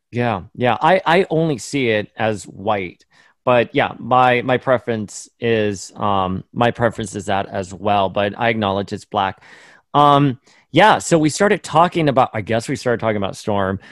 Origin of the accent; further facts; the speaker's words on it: Miami, Florida, United States; where I grew up in Miami